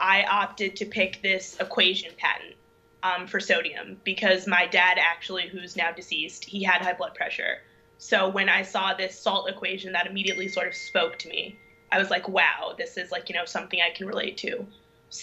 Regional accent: St. Louis, Missouri, United States; moved away as an adult; also born or lived in Durham, North Carolina; I was born and raised in St. Louis, Missouri

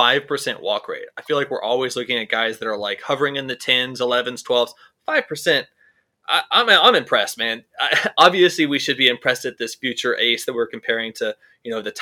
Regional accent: Winston-Salem, North Carolina, United States; moved away; I'm from Winston-Salem originally

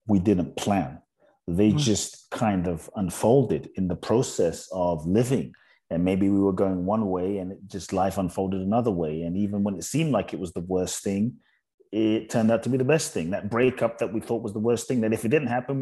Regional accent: London, United Kingdom; also born or lived in Ghana; I was born in Ghana, West Africa. So my father is from Ghana. My mother's Japanese. I grew up in London.

